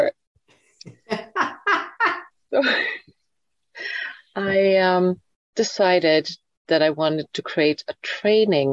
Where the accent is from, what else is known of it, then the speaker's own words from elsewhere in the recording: Sweden; moved away as an adult; my home country of Sweden